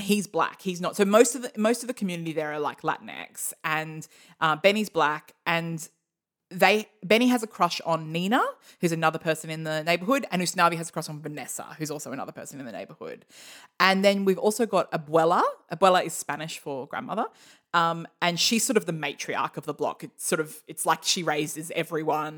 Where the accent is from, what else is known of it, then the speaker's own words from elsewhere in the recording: Australia; I'm Australian for many generations